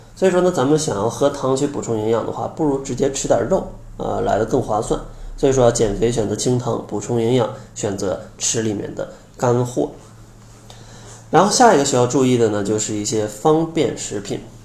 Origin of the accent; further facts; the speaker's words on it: Harbin, Heilongjiang, China; 我是东北人啊，哈尔滨的，小时候吃的口味真的是非常重啊